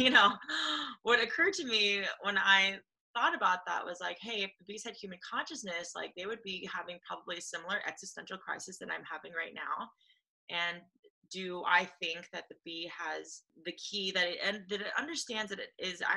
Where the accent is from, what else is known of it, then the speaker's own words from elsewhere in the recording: Los Angeles, California, United States; I grew up in Los Angeles